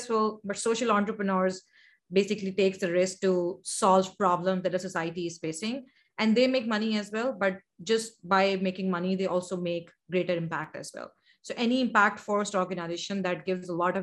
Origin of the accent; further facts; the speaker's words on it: Karachi, Sindh, Pakistan; also born or lived in United States; I'm from Karachi, Pakistan.